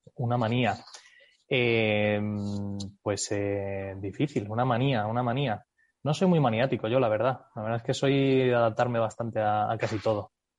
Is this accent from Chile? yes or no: no; United States; first language English and Spanish; moved away as an adult; crecí en Estados Unidos, me fui a Estados Unidos con nueve añitos, eh, estuve ahí hasta los veintimuchos